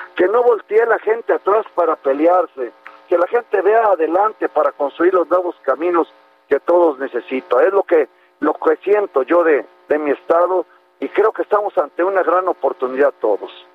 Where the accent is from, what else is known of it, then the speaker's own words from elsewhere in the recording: Nayarit, Mexico; amo enormemente a, mi tierra